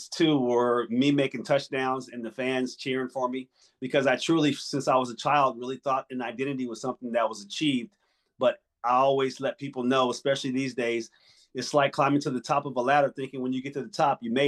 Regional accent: New Jersey, United States; now in Arizona, United States; I'm originally from New Jersey.

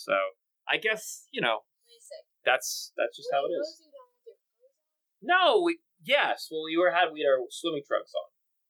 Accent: Los Angeles, California, United States; I grew up in Los Angeles

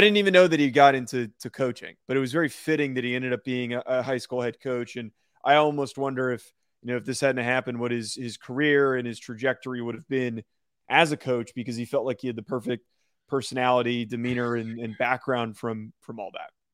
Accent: New Jersey, United States; also born or lived in Rhode Island; I grew up in New Jersey.

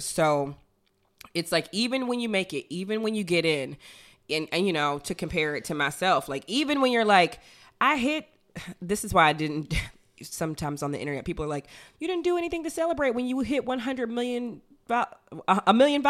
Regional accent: Chicago, Illinois, United States; I just wasn't prepped for this culture shock because I am from the South Side of Chicago or what have you.

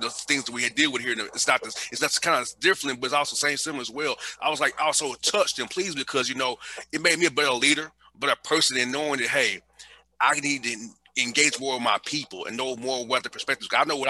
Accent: Atlanta, Georgia, United States; living and growing up in Atlanta, in the inner city that I grew up in the poor part of town

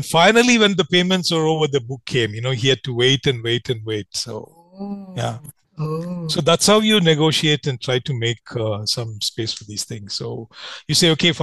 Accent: India

